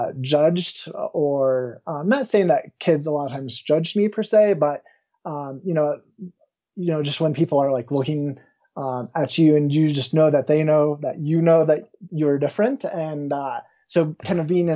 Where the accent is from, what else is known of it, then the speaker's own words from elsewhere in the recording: Woodland Park, Colorado, United States; also born or lived in Florissant, Colorado; I grew up in the small town of Woodland Park, not too far from where I currently live.